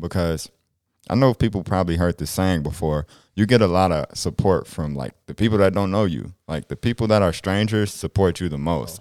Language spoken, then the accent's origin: English; Chicago, Illinois, United States; now in South Dakota, United States; growing up in South Dakota versus, like, Illinois and Chicago